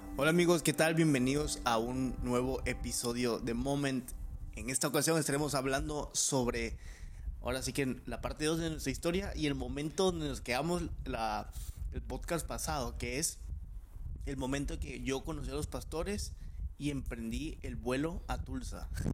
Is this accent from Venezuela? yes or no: no; Mexico; como buen mexicano